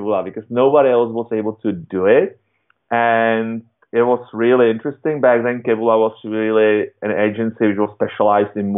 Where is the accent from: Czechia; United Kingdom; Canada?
Czechia; I was born in Europe, in Czech Republic